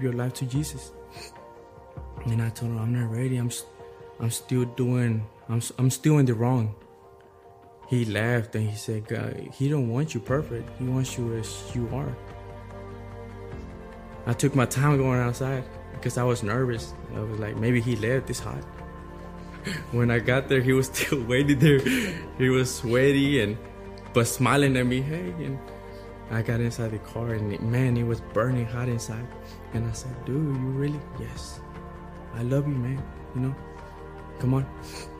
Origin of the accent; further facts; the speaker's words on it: Waco, Texas, United States; I'm from Waco, Texas